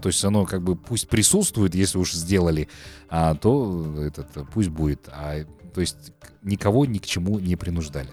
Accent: Kazakhstan; действительно мы с тобой казахи

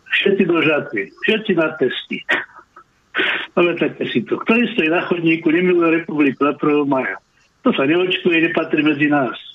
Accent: Slovakia; now in Finland; bol som týždeň doma na Slovensku

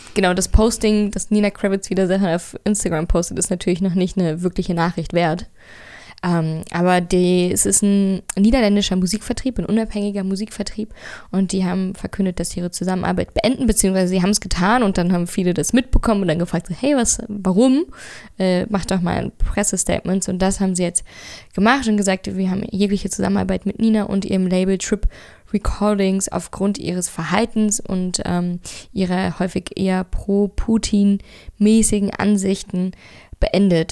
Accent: Berlin, Germany; Ich bin in Friedrichshain geboren und aufgewachsen

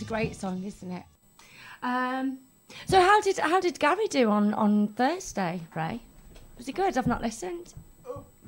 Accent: Wales, United Kingdom; We're from Wales. Well, kind of.

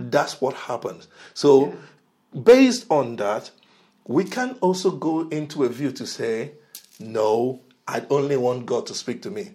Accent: Nigeria; moved away; I'm originally from Nigeria

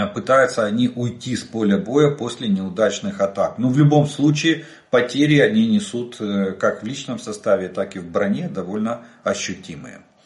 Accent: Ukraine; мы из Украины

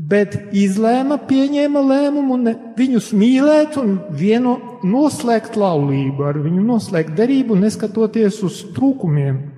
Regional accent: Latgale, Latvia; Un, diemžēl mūsu brāļi latgalieši, jeb es varu teikt, kā latgalietis, tad esmu ievainots.

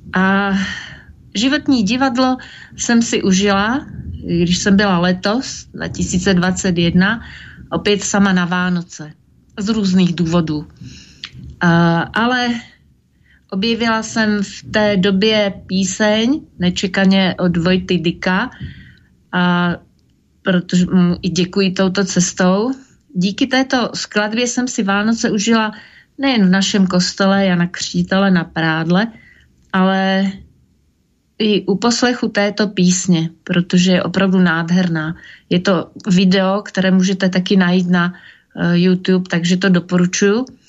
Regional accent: Slovakia; now in Prague, Czech Republic; v mojom rodnom meste

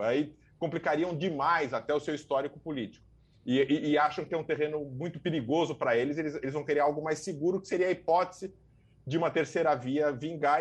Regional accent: São Paulo, Brazil; sou de São Paulo

